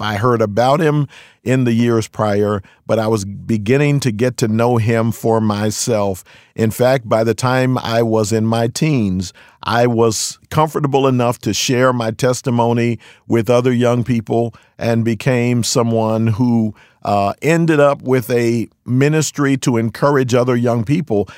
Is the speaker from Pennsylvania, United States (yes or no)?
yes; Philadelphia, Pennsylvania, United States; moved away as an adult; also born or lived in California; now in Fremont, United States; I'm born and raised in Philadelphia, P A. Spent my first thirty-one years there.